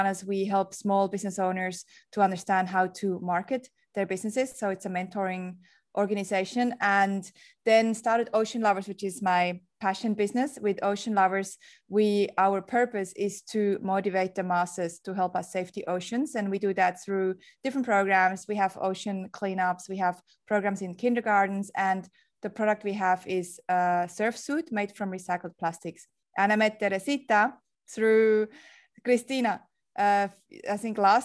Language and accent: English; Switzerland; moved away as an adult; now in Sydney, Australia; I have an accent, apparently a big one, because I'm a Swazi, Swiss Australian. I was born in Switzerland, moved to Sydney, Australia 16 years ago